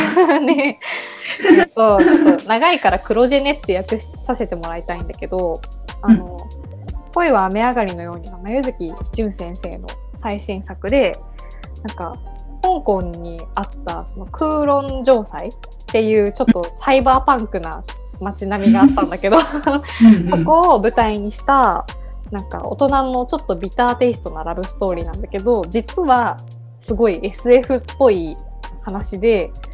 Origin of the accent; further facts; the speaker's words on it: Yamaguchi, Japan; 私たち、あのあの山口県出身